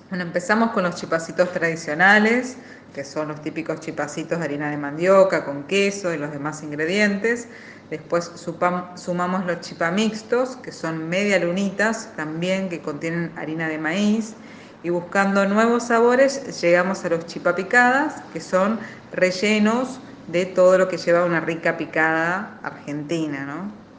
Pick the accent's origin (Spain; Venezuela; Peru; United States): Peru; Paramonga, Lima; moved away as an adult; Llegué acá a estudiar mi carrera, dirección de teatro, hace ya 15 años. Soy de Perú, exactamente del pueblo Paramonga